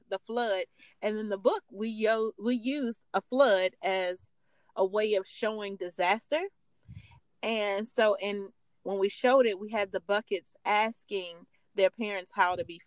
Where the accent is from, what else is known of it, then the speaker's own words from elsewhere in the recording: Virginia, United States; I live in Virginia. I grew up in Virginia.